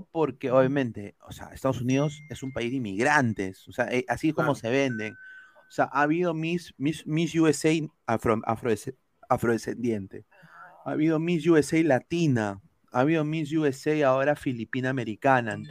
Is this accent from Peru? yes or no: yes; Peru; somos un país andino. O sea, somos un país de los Andes, tenemos Machu Picchu